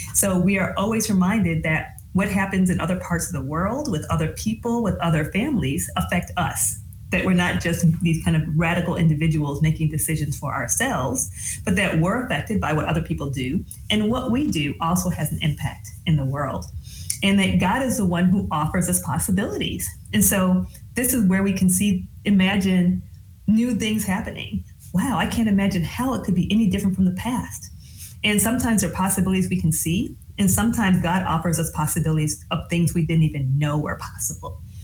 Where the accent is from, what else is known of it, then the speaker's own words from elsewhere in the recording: Michigan, United States; moved away as an adult; also born or lived in New England / mid South; So I grew up in the Midwest. I grew up in Michigan and I am a GM baby